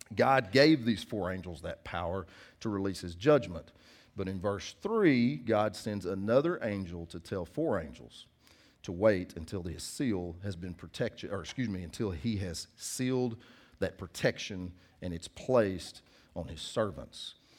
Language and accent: English; United States; I'm from Cass County